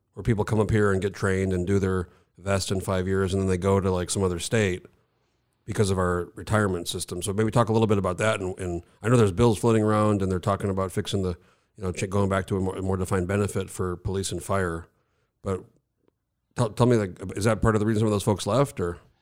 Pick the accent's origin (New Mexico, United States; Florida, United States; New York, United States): New Mexico, United States; now in Alaska, United States; I grew up in New Mexico, so I was born in eighty-four. We moved there when I was a baby, so I grew up there